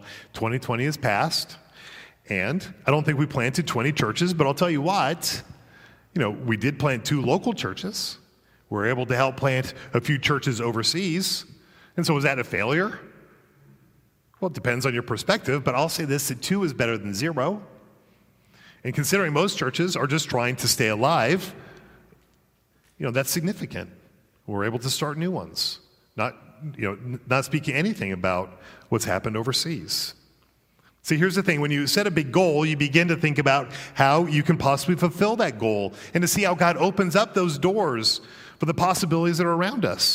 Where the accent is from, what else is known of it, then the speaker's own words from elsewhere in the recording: Colorado, United States; now in Virginia, United States; I'm from Colorado originally